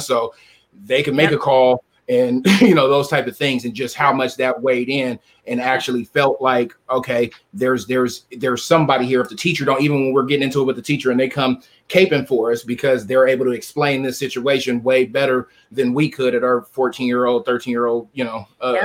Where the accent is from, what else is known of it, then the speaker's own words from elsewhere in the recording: San Diego, California, United States; I grew up in San Diego